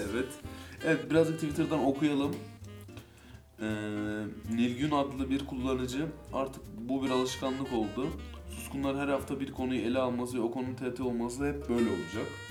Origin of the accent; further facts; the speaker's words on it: Ankara, Turkey; yaklaşık 10-15 yıldır aynı semtin çocuklarıyız. Aynı şekilde büyüdük